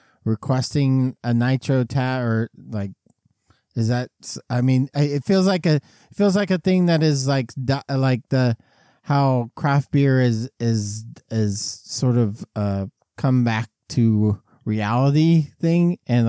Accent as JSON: {"language": "English", "region": "England", "country": "United Kingdom", "also_born_or_lived": "Australia", "said": "I'm from England, but I lived in Australia for a little while, and then I came back, and now I sound like this, all right?"}